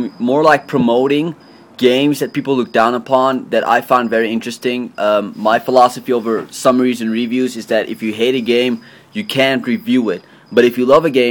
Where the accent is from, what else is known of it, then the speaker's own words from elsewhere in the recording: South Africa; I am a South African.